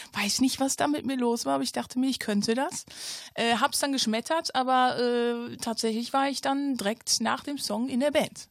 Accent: Ratingen, North Rhine-Westphalia, Germany; ich komme aus Rating, äh, ein kleines Dörfchen, obwohl was heißt klein, ne? Ein kleines Städtchen

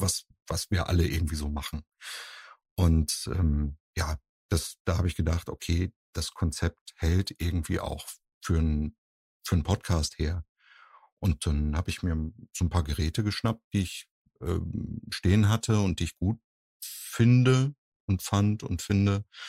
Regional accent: Husum, Schleswig-Holstein, Germany; now in Cologne, Germany

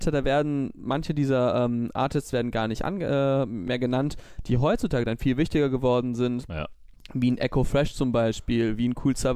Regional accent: Düsseldorf, North Rhine-Westphalia, Germany; Wir als Düsseldorfer sind ja ähm, da vielleicht nicht so häufig, sind wir ehrlich

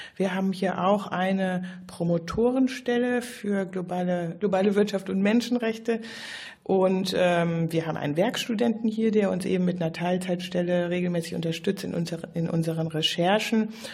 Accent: Germany; also born or lived in Brazil; wir als Deutsche

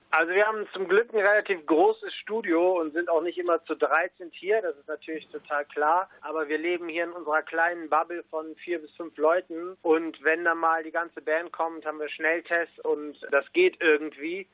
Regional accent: Rhineland, Germany; Wir sind Rheinländer

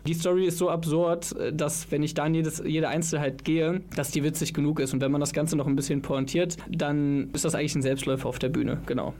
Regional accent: Viersen, North Rhine-Westphalia, Germany; moved away as an adult; also born or lived in Mönchengladbach; now in Cologne, Germany; ursprünglich komme ich aber aus Viersen, also nicht ganz so weit weg.

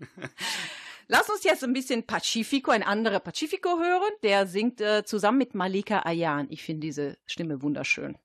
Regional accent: Milan, Lombardy, Italy; now in Düsseldorf, Germany; in Mailand, meine Stadt

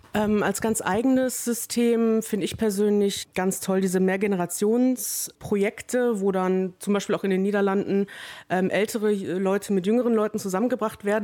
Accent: Wesel, North Rhine-Westphalia, Germany; ich komme aus Wesel

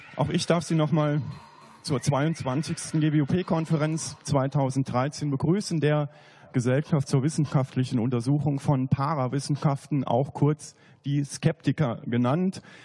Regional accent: near Saarbrücken, Saarland, Germany; moved away as an adult; also born or lived in Bavaria; Ich bin im Saarland aufgewachsen, in der Nähe von Saarbrücken

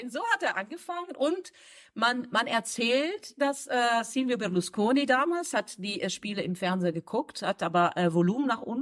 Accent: Milan, Lombardy, Italy; Perché sono curiosa, visto che sono di Milano.

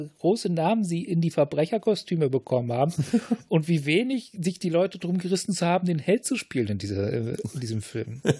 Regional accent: Lower Saxony, Germany; ich bin ja in Niedersachsen aufgewachsen

